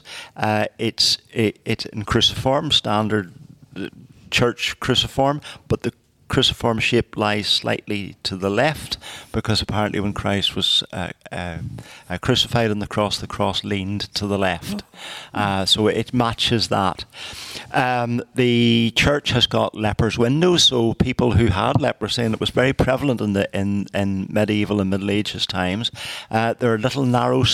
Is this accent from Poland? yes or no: no; Carrickfergus, Northern Ireland, United Kingdom; I was born and raised in Carrickfergus, a little community just to the side of Carrickfergus called Green Island.